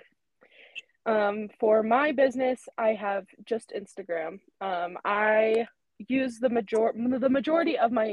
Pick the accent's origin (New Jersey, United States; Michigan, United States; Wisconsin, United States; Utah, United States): Utah, United States; Francis; I am originally from Francis, which is part of the little group of towns in this Camas Valley, Utah.